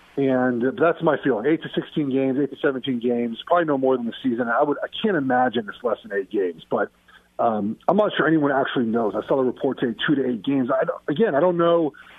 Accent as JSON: {"language": "English", "town": "Los Angeles", "region": "California", "country": "United States", "tie": "born or raised there", "said": "I grew up in Los Angeles. Like, I like my conference."}